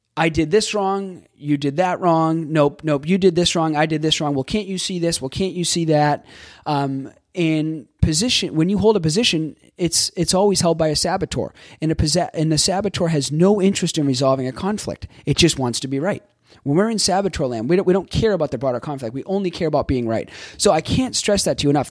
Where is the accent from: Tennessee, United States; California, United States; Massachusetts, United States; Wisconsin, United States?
Massachusetts, United States; Boston; moved away as an adult; also born or lived in Florida; I grew up in Boston.